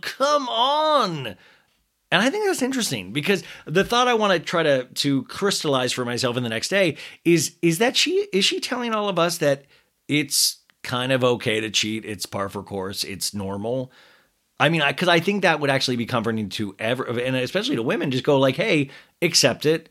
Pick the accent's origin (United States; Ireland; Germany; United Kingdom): United States; Kansas; I'm from Kansas, so I go ah